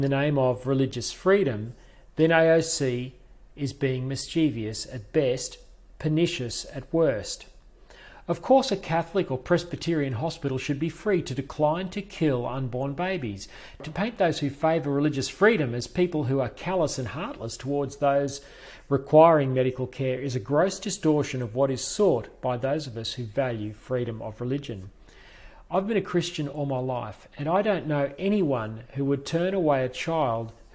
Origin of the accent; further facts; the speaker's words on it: Toowoomba, Queensland, Australia; my hometown of Toowoomba